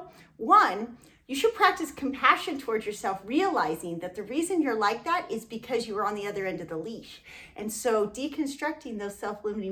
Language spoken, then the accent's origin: English; Southern California, United States; moved away; we're from Southern California and had barely traveled